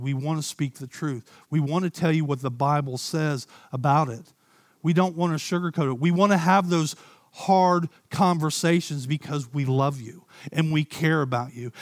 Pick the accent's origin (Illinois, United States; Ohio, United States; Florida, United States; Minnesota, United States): Ohio, United States; I grew up in Ohio